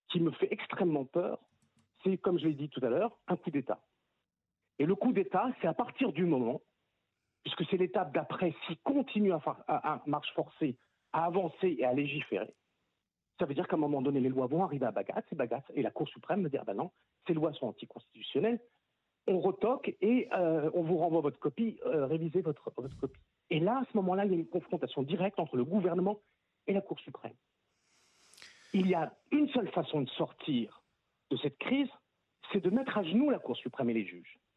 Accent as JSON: {"language": "French", "country": "France", "said": "parce qu'on est français et on sait comment ça se passe en France"}